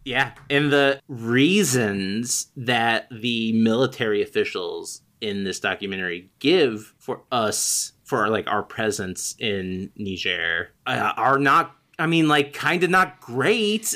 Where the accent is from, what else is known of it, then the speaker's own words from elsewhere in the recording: United States; I am hopelessly American